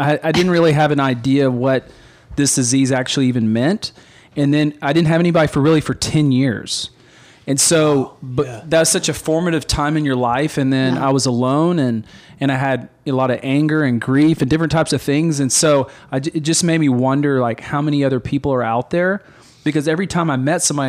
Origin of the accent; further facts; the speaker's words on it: Papua, Indonesia; moved away; also born or lived in Carlsbad, New Mexico, United States / Baton Rouge, Louisiana, United States; I was born in America, moved from Carlsbad, New Mexico to Baton Rouge, Louisiana. And then at the age of 5, moved to Irian and Jaya, Papua, which lived 9,000 feet in the jungles of Indonesia.